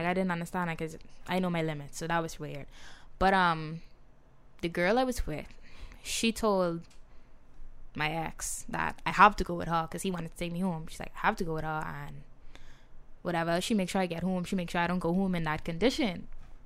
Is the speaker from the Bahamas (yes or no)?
yes; Nassau, New Providence, Bahamas; I'm from Nassau